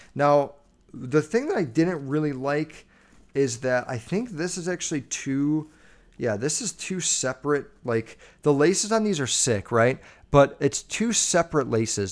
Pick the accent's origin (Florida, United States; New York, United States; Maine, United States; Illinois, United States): Illinois, United States; Chicago; I'm from Chicago